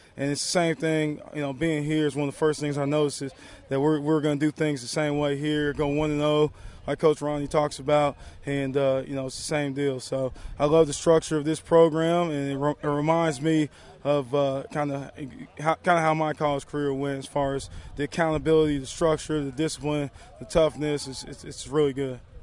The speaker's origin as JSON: {"language": "English", "region": "Texas", "country": "United States", "tie": "born or raised there", "said": "growing up in Texas"}